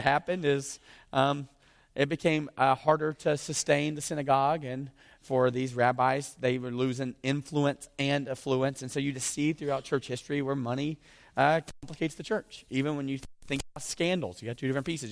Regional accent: the South, United States; accent: southern; moved away; I'm from the South

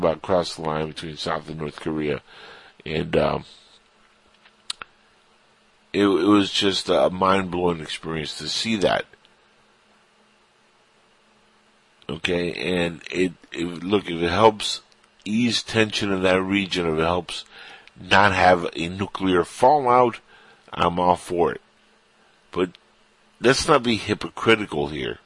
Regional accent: Cuba; now in United States; I'm Cuban, but when I say us, I'm talking about the United States, because I am Cuban-born, but I'm an American citizen

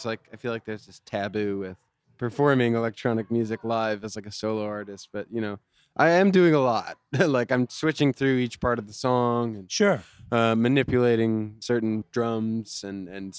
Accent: Toledo, Ohio, United States; now in Brooklyn, United States; I'm originally from Ohio

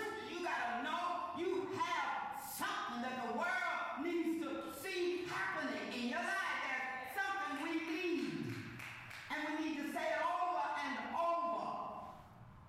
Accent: Compton, California, United States; I'm from Compton.

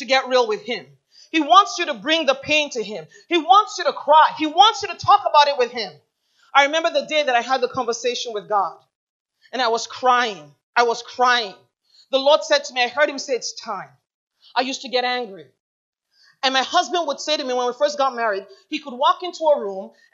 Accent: Nigeria; also born or lived in Michigan, United States; the traumatic experience began at age 8, when I was taken away from Michigan, brought to Nigeria

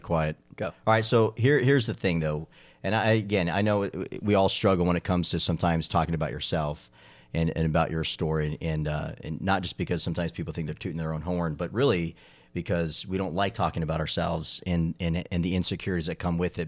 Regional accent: Arizona, United States; now in Charlotte, United States; growing up in Arizona

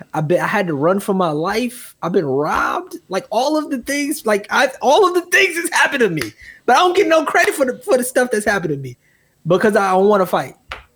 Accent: Milwaukee, Wisconsin, United States; I'm from Milwaukee.

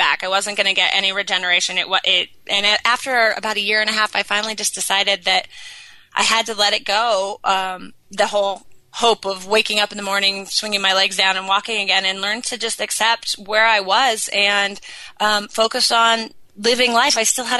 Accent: Sun Valley, Idaho, United States; born or raised there

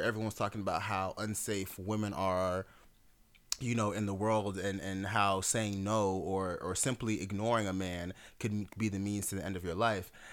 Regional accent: Jamaica; I'm Jamaican.

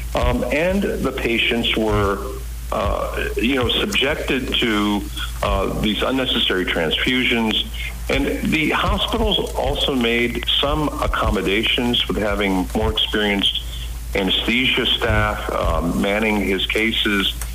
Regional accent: Washington, United States; also born or lived in India; came here at the age of one in 1962.

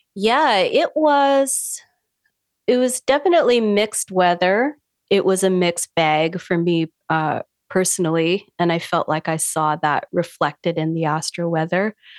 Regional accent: Canada; also born or lived in Vancouver Island, British Columbia; I'm a Canadian astrologer. I live on an island in the Pacific Northwest, Vancouver Island, with my partner.

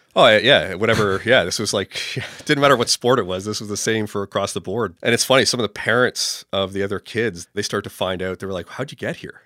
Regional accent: Toronto, Ontario, Canada; I was born and raised in Toronto, kind of in the southeast end in the Beaches area.

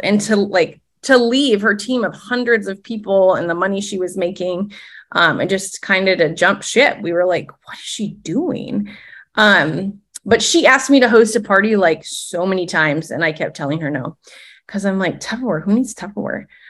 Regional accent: Midwest, United States; moved away as an adult; also born or lived in Minnesota; now in Tallahassee, United States; as a Midwesterner.

